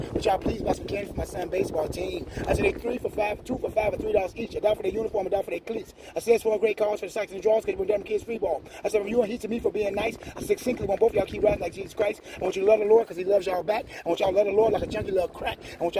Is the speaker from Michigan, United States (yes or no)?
yes; Detroit, Michigan, United States; I'm from Detroit, Michigan.